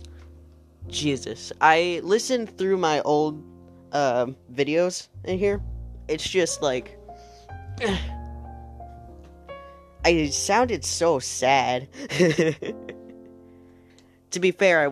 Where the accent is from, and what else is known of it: United States